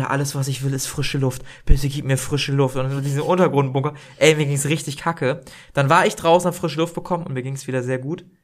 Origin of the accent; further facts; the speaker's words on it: Northern Germany, Germany; wir kommen aus dem Norden, aber ich fühle das so gar nicht.